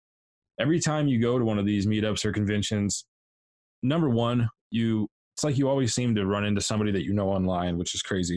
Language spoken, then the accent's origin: English; Montana, United States; I'm from Montana